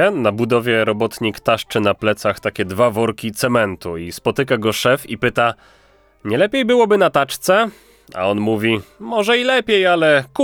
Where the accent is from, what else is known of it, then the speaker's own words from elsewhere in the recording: Kraków, Lesser Poland, Poland; also born or lived in Wrocław; Tak, jestem z Krakowa. No tak e, trochę oszukaństwo, bo urodziłem się we Wrocławiu, ale tak duchem jestem w Krakowie.